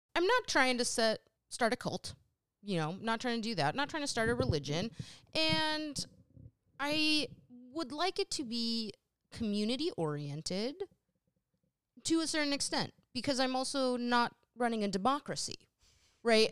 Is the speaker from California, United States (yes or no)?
yes; Sacramento, California, United States; also born or lived in New England; growing up in Sacramento